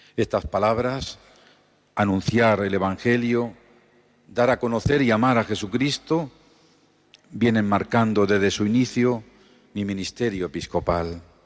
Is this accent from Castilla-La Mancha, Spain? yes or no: yes; Los Cerralbos, Castilla-La Mancha, Spain; now in Albacete, Spain; mi pueblo natal, los Cerralbos